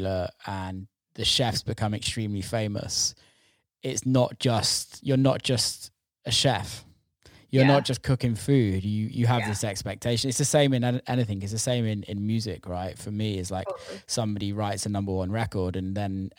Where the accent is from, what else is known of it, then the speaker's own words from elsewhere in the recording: England, United Kingdom; now in United States; Being English